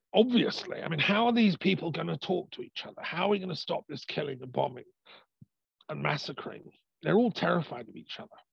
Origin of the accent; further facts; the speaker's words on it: England, United Kingdom; I'm part Irish, you know, I'm English, I'm British